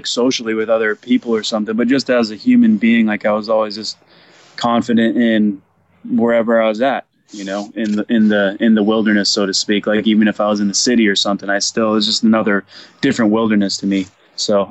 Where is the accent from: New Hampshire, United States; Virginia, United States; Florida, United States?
New Hampshire, United States; also born or lived in Beverly, Massachusetts; now in Ojai, United States; I was born in Beverly, Mass, but raised in New Hampshire